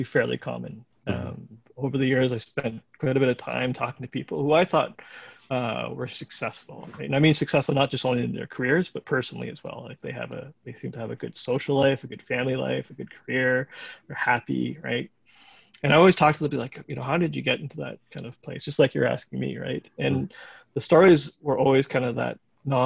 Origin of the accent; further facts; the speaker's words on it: Waterloo, Ontario, Canada; I grew up in Waterloo